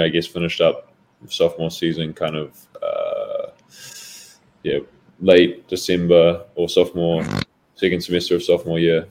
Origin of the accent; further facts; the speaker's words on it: Auckland, New Zealand; moved away as an adult; also born or lived in Sunderland; now in Madison, United States; I grew up in New Zealand um, until I was 18 years old